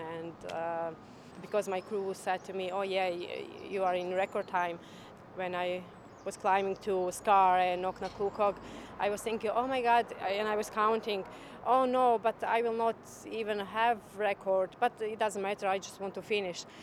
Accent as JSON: {"language": "English", "country": "Croatia", "second_language": "English", "moved": "as an adult", "lives_now": "Ireland", "said": "I'm from Croatia. I came in Ireland five years ago"}